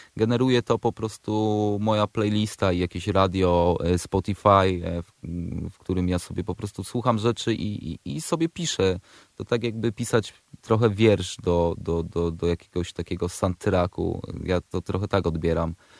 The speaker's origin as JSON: {"language": "Polish", "town": "Przemyśl", "region": "Subcarpathian Voivodeship", "country": "Poland", "moved": "yes", "lives_now": "Warsaw, Poland", "said": "Ja akurat jestem, pochodzę z Przemyśla, z Podrzeszowa"}